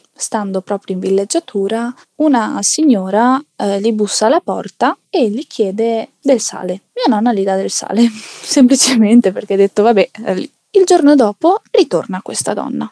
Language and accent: Italian; Naples, Campania, Italy; now in Province of Venice, Italy; abito in provincia di Venezia, anche se eh, di famiglia anche io eh, sono nata mm, a Napoli, in Campania